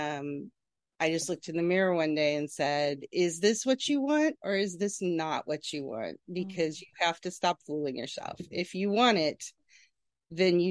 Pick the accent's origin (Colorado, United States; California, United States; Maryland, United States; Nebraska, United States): Nebraska, United States; also born or lived in Kansas City; now in Far Rockaway, United States; I grew up in Nebraska